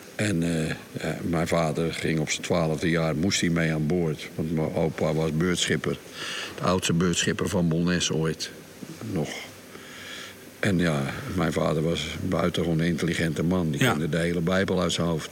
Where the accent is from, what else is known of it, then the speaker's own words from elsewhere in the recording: Rotterdam, South Holland, Netherlands; now in Scheveningen, Netherlands; ik ben geboren in Bonnes onder de rook van Rotterdam